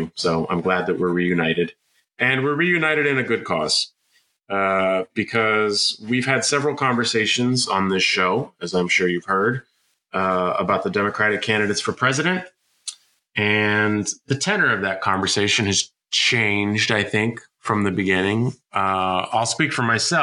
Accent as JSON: {"language": "English", "town": "San Francisco", "region": "California", "country": "United States", "said": "I am from San Francisco"}